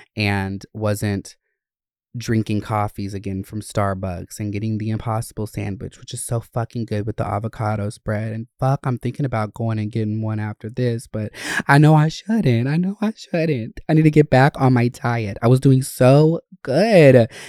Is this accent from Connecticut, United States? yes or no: no; Winder, Georgia, United States; also born or lived in Gwinnett County, Georgia; I I grew up in Gwinnett and North Georgia areas, um, Winder